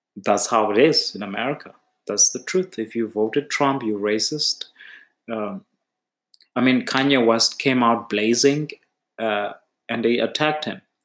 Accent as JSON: {"language": "English", "region": "Eastern Cape", "country": "South Africa", "said": "I'm from the Eastern Cape"}